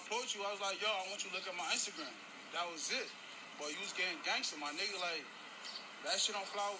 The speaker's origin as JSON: {"language": "English", "town": "Irvington", "region": "New Jersey", "country": "United States", "said": "I'm from Irvington, New Jersey"}